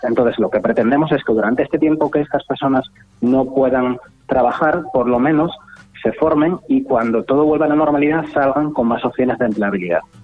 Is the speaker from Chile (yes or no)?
no; Asturias, Spain; moved away as an adult; also born or lived in Granada / Madrid / London / Gibraltar; now in Canary Islands, Spain; Nací en Granada, eh, luego viví todo día en Asturias